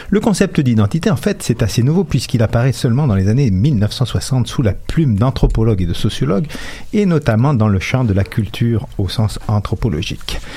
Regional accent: Quebec, Canada; On est tous des Québécois, mais je suis le seul et unique … dont les caractéristiques permettent de me définir sur ma carte d'identité.

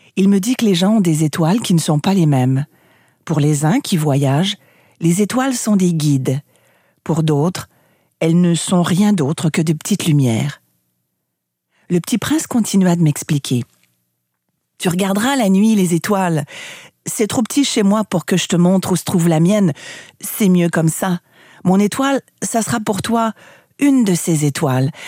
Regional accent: Canada; Chez moi au Canada

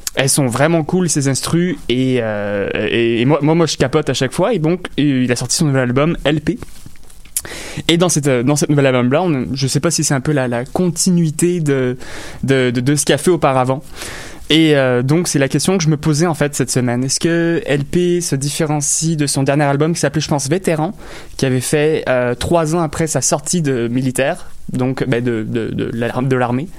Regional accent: Longueuil, Quebec, Canada; also born or lived in LaSalle, Montreal; je suis né à La Salle. J'ai grandi à Longueuil.

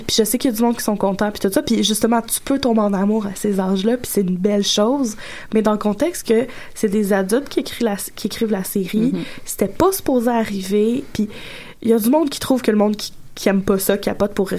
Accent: Gatineau, Quebec, Canada; mais oui, surprise, gang, je viens

